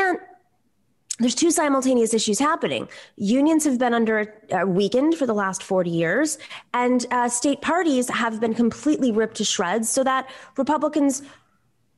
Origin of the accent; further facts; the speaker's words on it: Buffalo, New York, United States; growing up in Buffalo, New York, a former factory town